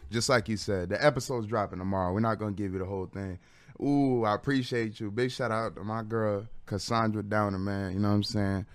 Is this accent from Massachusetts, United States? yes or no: no; Bridgeport, Connecticut, United States; moved away as an adult; now in Waterbury, United States; I was born in Bridgeport, Bridgeport Hospital